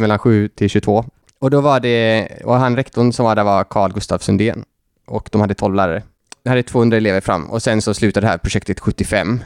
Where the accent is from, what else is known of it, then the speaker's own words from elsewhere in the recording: Gothenburg, Västra Götaland, Sweden; jag är ju då från Göteborg.